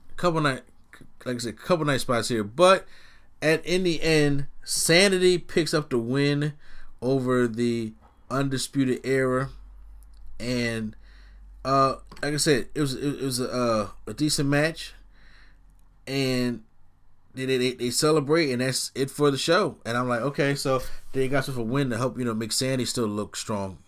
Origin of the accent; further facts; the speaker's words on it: Philadelphia, Pennsylvania, United States; the city of Philadelphia 'cause this is my hometown city